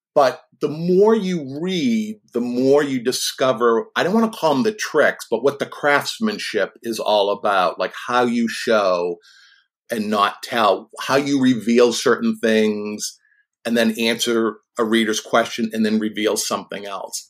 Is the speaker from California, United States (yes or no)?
no; Boston, Massachusetts, United States; when I was a kid of about eleven or twelve, growing up in the Boston area